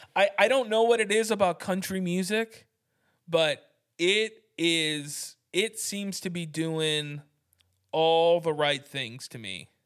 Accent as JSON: {"language": "English", "country": "United States", "said": "I'm an American."}